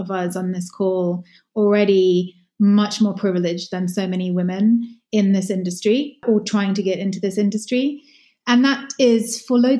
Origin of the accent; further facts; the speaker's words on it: United Kingdom; we are also British